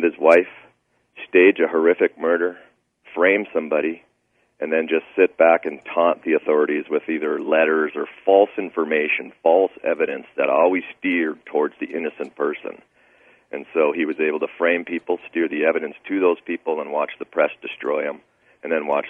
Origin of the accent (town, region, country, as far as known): Great Falls, Montana, United States; born or raised there